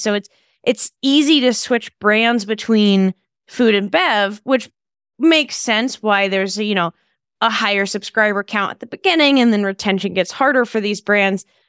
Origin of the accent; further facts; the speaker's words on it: Texas, United States; I'm from Texas